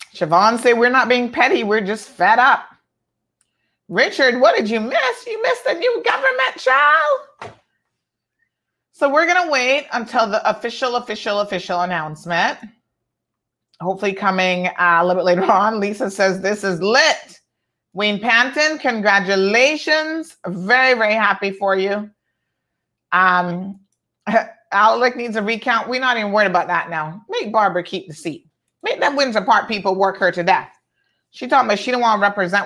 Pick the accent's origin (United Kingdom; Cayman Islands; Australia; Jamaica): Cayman Islands; George Town; I come from Georgetown Central, right there off of Middle Road.